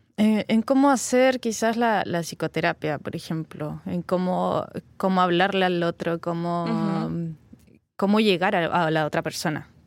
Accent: Valparaíso, Chile; moved away; la quinta región de donde yo vengo

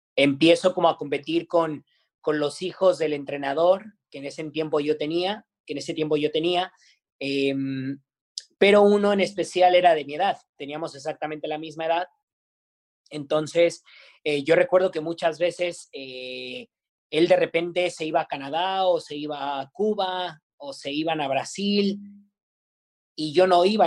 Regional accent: Naucalpan, State of Mexico, Mexico; la zona donde yo, donde yo crecí, de donde yo vengo, eh, no es de las mejores de Naucalpan

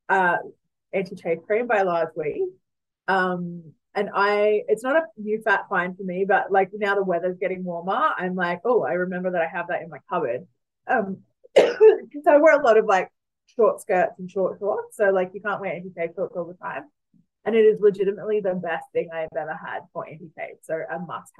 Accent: Newcastle, New South Wales, Australia; I grew up in Newcastle.

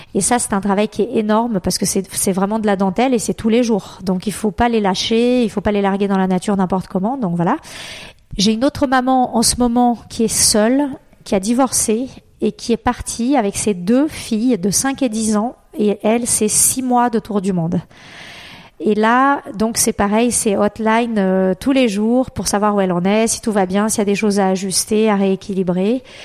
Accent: Brazil; moved away; je suis née au Brésil

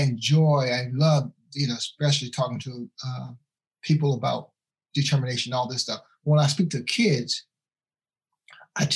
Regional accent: Washington, District of Columbia, United States; also born or lived in Wilmington, North Carolina; I was born in Wilmington, North Carolina. And because of the income shortage, my father and my mom moved to Washington, D.C. So I went there when I was, 3 years old

